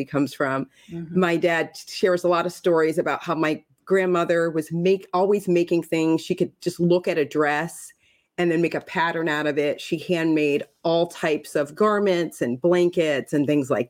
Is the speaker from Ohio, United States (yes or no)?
yes; suburbs of Ohio, United States; they relocated to Ohio right before getting married. And we were raised in the suburbs of Ohio